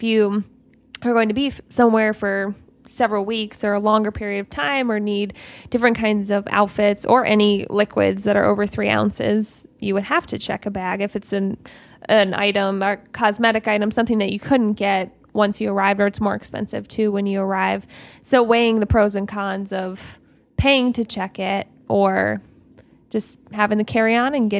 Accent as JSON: {"language": "English", "region": "Ohio", "country": "United States", "said": "We're from Ohio."}